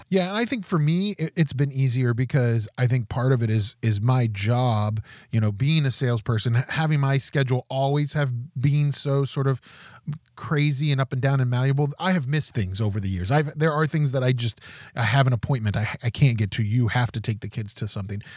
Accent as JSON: {"language": "English", "region": "West Virginia", "country": "United States", "moved": "yes", "said": "I'm from West Virginia originally"}